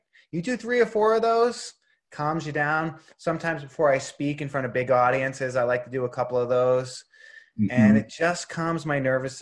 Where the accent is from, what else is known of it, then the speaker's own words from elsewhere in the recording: Boston, Massachusetts, United States; moved away as an adult; also born or lived in Los Angeles; growing up in Boston